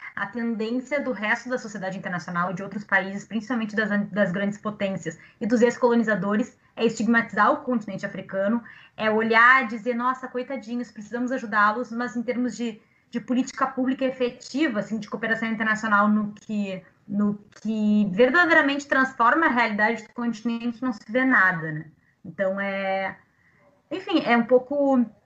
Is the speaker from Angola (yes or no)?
no; Brazil; Nós somos brasileiros